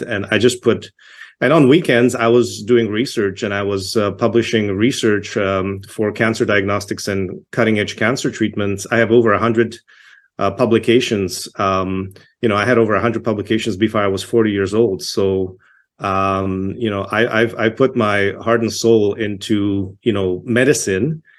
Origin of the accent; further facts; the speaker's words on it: Toronto, Ontario, Canada; moved away as an adult; also born or lived in Czechoslovakia / Yugoslavia / Montreal / Quebec; now in Alberta, Canada; I grew up in Toronto. I was born in Czechoslovakia, um, immigrated to Canada when I was eight years old.